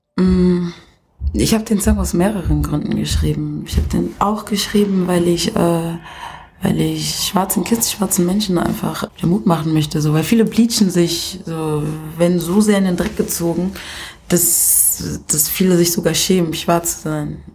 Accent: Kenya; now in Germany; ich in Kenia einfach geboren bin und nicht hier als Kenia-Deutsche zur Welt gekommen bin

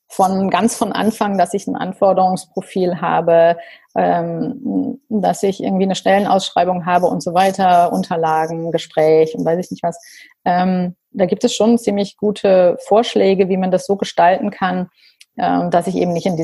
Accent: Rhineland, Germany; ich bin auch Rheinländerin

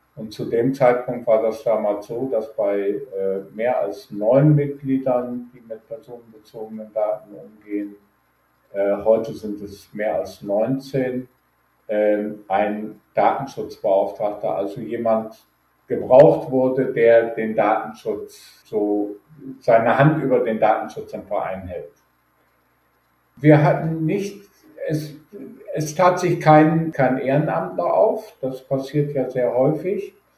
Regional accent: Düsseldorf, North Rhine-Westphalia, Germany; moved away as an adult; also born or lived in Aschendorf-Papenburg, Emsland, Lower Saxony / Frankfurt / Cologne / Weilburg an der Lahn; now in Weilburg, Germany; im Emsland genau genommen in aschendorf partenburg geboren aufgewachsen in Düsseldorf und in Neuss

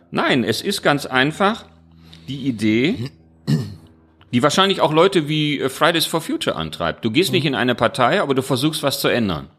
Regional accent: Mülheim an der Ruhr, North Rhine-Westphalia, Germany; now in Duisburg, Germany; ich komme ja aus Mülheim

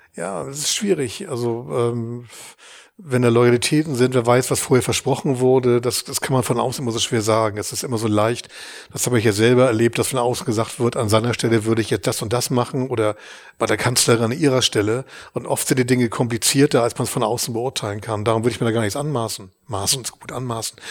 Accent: Hamburg, Germany; ich bin, bin in Hamburg geboren, äh, wer Hamburg gut kennt, im Nordosten, in den Walddörfern

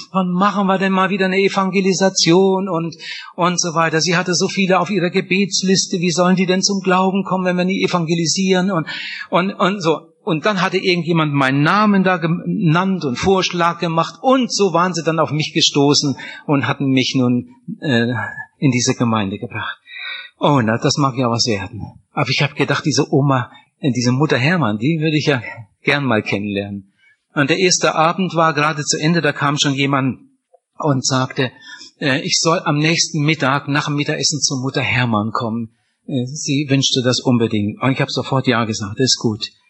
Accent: Wienhausen, Lower Saxony, Germany; ich bin in Oppershausen aufgewachsen, aber Oppershausen gehört zu Wienhausen

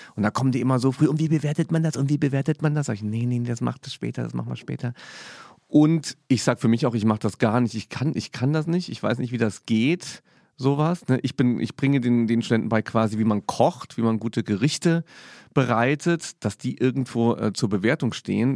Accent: Saarland, Germany; moved away; also born or lived in Cologne; komme ich aus dem Saarland

